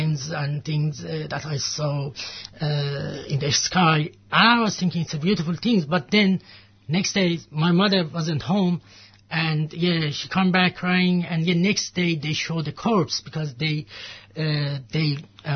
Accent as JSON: {"language": "English", "country": "Iran", "tie": "born or raised there", "moved": "yes", "said": "I'm from Iran."}